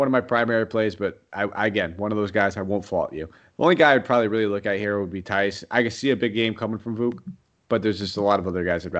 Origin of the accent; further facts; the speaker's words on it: Connecticut, United States; I'm from Connecticut.